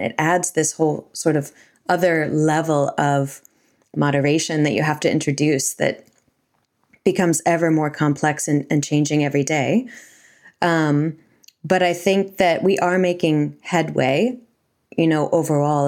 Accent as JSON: {"language": "English", "country": "United States", "moved": "yes", "lives_now": "New Zealand", "said": "I'm from America"}